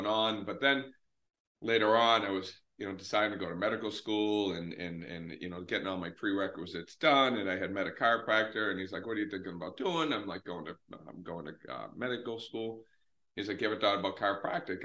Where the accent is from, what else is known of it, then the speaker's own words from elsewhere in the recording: north of Boston, Massachusetts, United States; I am about 20 minutes north of Boston, so in Massachusetts, up in New England, and I've been there for most of my life